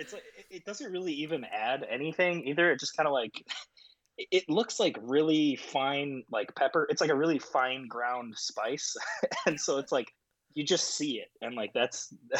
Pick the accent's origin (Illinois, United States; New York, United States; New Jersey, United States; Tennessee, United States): Illinois, United States; Chicago; suburban Chicago is where I grew up.